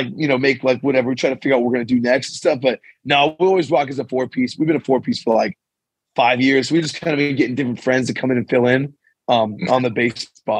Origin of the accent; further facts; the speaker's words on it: San Pedro, California, United States; now in Santa Cruz, United States; I'm originally from San Pedro, California, but Santa Cruz has been home for the last 10 years.